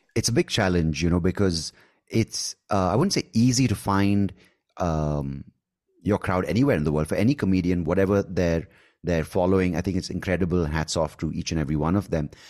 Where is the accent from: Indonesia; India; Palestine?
India; accent: Indian; my Indian accent